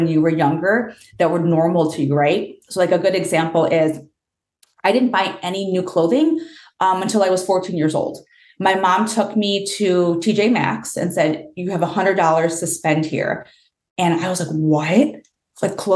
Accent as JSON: {"language": "English", "town": "Chicago", "region": "Illinois", "country": "United States", "tie": "born or raised there", "said": "I am born and raised in Chicago"}